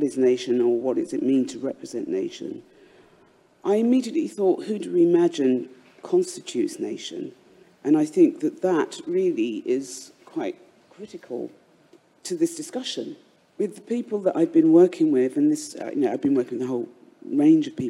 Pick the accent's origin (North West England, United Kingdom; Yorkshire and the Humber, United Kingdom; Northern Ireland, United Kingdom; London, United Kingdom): London, United Kingdom; I was born in London and I'm an artist